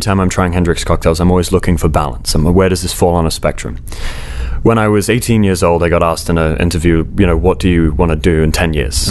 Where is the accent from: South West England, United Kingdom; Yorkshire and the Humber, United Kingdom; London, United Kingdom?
South West England, United Kingdom; Bournemouth; I grew up in Bournemouth on the south coast of England